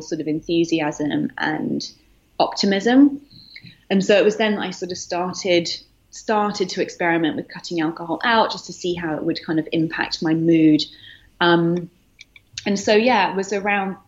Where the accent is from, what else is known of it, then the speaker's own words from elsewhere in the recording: United Kingdom; moved away as an adult; also born or lived in London; now in New York, United States; I'm currently based in New York, but I'm British, as you can hear